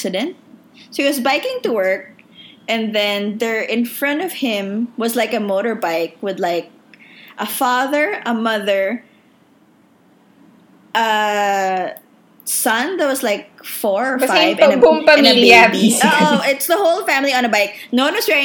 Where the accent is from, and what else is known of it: Philippines; moved away as an adult; now in Indonesia